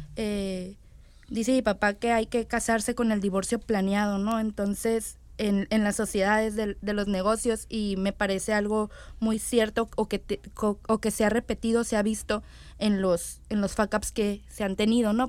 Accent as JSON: {"language": "Spanish", "country": "Mexico", "said": "como mexicanos"}